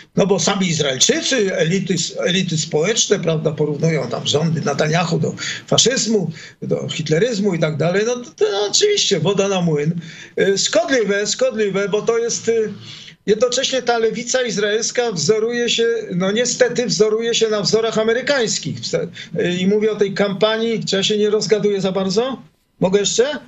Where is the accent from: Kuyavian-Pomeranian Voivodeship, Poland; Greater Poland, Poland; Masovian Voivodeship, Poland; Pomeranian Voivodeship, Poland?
Masovian Voivodeship, Poland; Warsaw; moved away as an adult; now in Israel; ja pochodzę z Warszawy